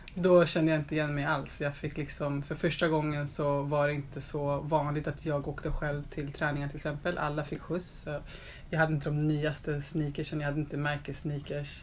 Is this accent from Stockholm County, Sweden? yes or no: yes; Stockholm, Stockholm County, Sweden; also born or lived in Östberga, Stockholm; Jag är uppvuxen i Telefonplan